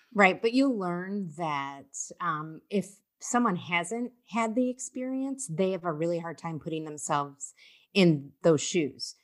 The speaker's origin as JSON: {"language": "English", "region": "Ohio", "country": "United States", "moved": "as an adult", "lives_now": "New York City, United States", "said": "I'm from Ohio"}